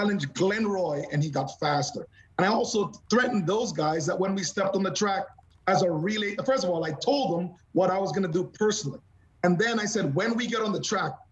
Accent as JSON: {"language": "English", "country": "Canada", "said": "as a Canadian"}